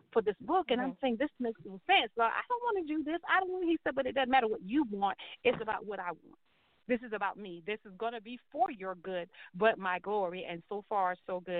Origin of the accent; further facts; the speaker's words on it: Charleston, South Carolina, United States; I grew up I'm from Charleston, South Carolina